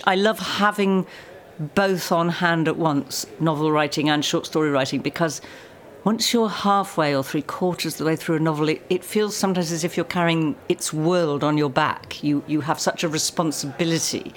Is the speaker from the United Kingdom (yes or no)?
yes; United Kingdom; us Brits